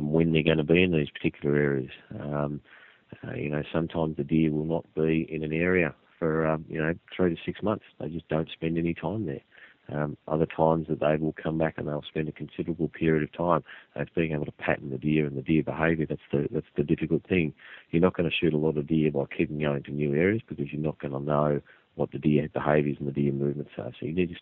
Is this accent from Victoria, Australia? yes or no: no; Tasmania, Australia; when I was growing up in Tassie